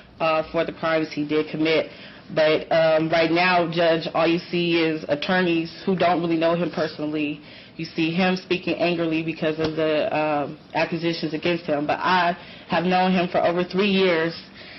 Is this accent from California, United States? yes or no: no; Detroit, Michigan, United States; From Chicago, I'm from Detroit.